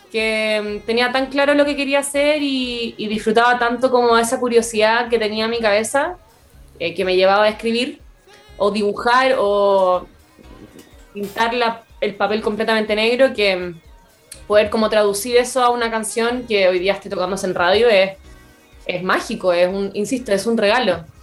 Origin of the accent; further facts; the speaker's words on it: Canada; me pude ir de Canadá porque soy canadiense también.